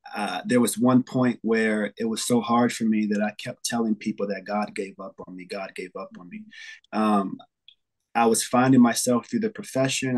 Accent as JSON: {"language": "English", "town": "New York City", "region": "New York", "country": "United States", "moved": "yes", "lives_now": "Xenia, United States", "said": "I'm from New York City. I'm um, currently in Ohio now."}